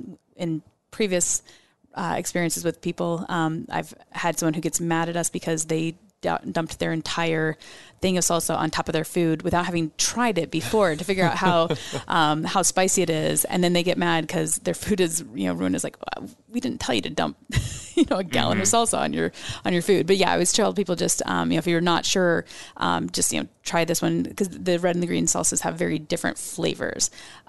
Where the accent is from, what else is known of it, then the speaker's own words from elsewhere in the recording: Mexico; everything growing up in Mexico.